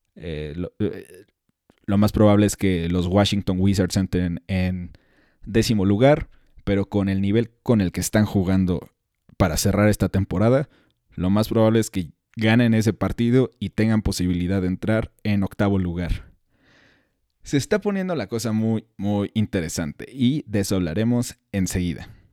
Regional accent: Mexico; soy mexicano y me siento orgulloso

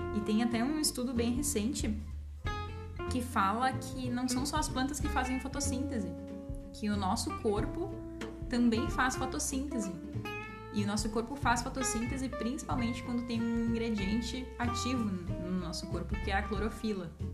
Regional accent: Brazil; nossa vida como brasileiros

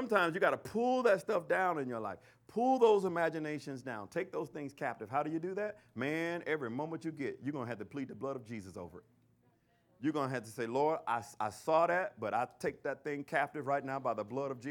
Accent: Alabama, United States; in Alabama, they call it shacking. I don't know what y'all call it in your hometown, but in my hometown, they call it shacking

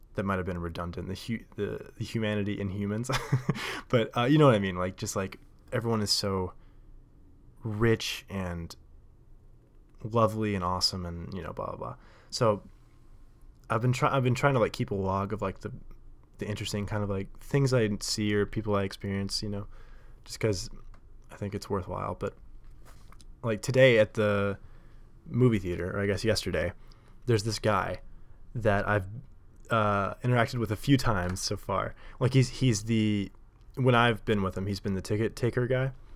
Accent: Nashville, Tennessee, United States; moved away as an adult; now in New York, United States; I grew up in Nashville. and the South

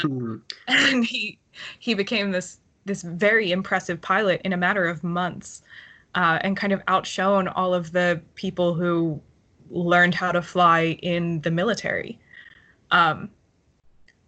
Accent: United States; also born or lived in Ireland; we as American people

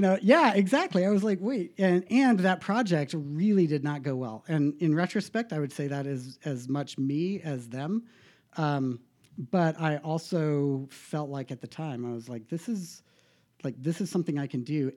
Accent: Bozeman, Montana, United States; I was born in Bozeman

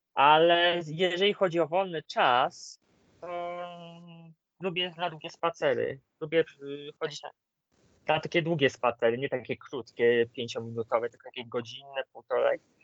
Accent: Greater Poland, Poland; mam rodzinę w Wielkopolsce, a poniekąd też jestem wielkopolaninem

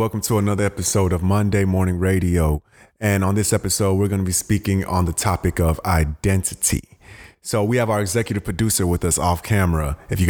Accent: United States; also born or lived in Ghana; me being an immigrant, coming from a Ghanaian household, but growing up in America really young

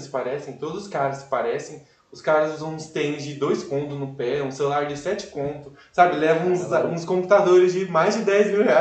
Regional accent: Cajamar, São Paulo, Brazil

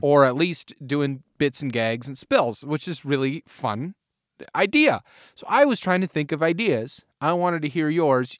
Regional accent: United States; moved away; my hometown of Manoa

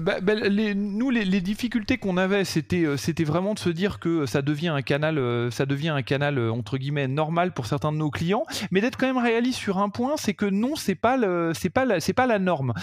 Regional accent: France; je suis français, j'habite en France et je travaille sur le marché français

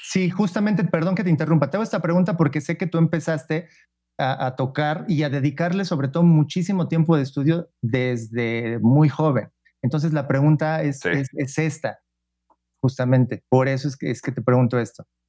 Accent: Pachuca, Hidalgo, Mexico; tú y yo somos de Pachuca

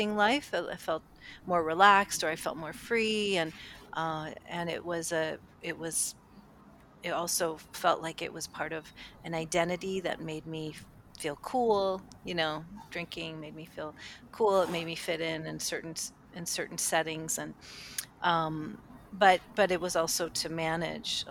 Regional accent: Cleveland, Ohio, United States; I grew up in Cleveland, Ohio at the time

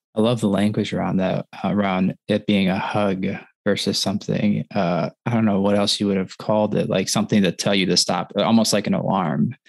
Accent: Wisconsin, United States; now in Michigan, United States; I grew up in Wisconsin. I live in Michigan

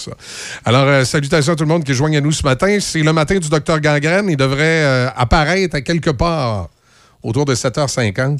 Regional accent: Loretteville, Quebec, Canada; j'allais à Polyvalente de Loretteville

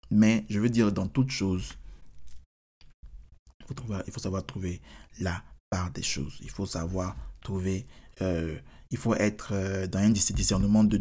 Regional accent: United States; Je suis américain. Donc, forcément, s'il y a quelqu'un qui attaque, qui attaque les Américains, bien sûr.

